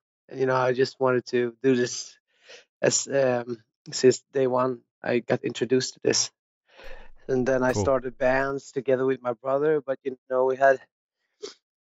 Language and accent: English; Ingarö, Stockholm County, Sweden; English is a second language; I grew up like outside of Stockholm on the countryside in a little place called Ingerö